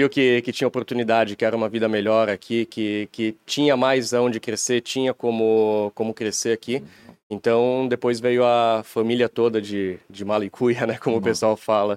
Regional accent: Timbó, Santa Catarina, Brazil; moved away as an adult; now in Blumenau, Brazil; A gente é de Timbó, empresa é em Blumenau. Estou morando em Blumenau agora, mas viemos de, de Timbó mesmo

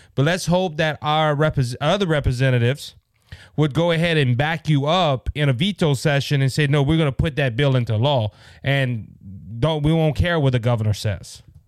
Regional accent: Cajun, Louisiana, United States; I am Cajun

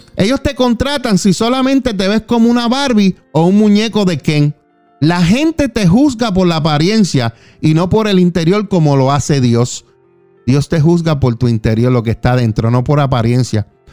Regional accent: Juana Díaz, Puerto Rico; Yo soy de Puerto Rico, de Juana Díaz.

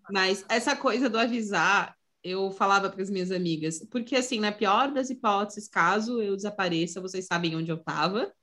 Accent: Santa Catarina, Brazil; eu sou de Santa Catarina

